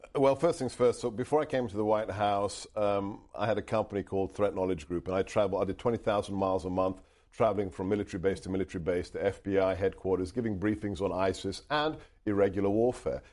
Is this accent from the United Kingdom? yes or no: yes; United Kingdom; first language Hungarian; English is a second language; now in United States; eventually settled in the U K, uh, and that's where I was born and raised